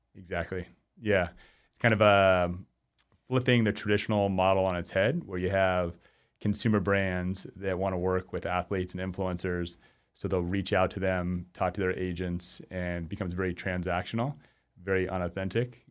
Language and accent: English; Arizona, United States; moved away as an adult; also born or lived in Chicago, Illinois / Spokane, Washington; I'm from Arizona, uh, where we were doing these vein centers